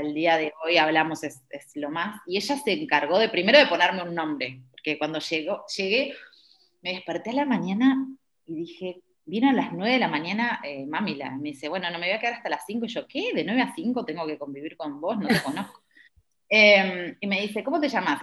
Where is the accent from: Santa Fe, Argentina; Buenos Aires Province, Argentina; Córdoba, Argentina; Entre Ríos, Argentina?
Buenos Aires Province, Argentina; moved away as an adult; also born or lived in Uruguay; now in India; me presentabas como bonaerense y para mí, claro, bonaerense quedó tan en el tiempo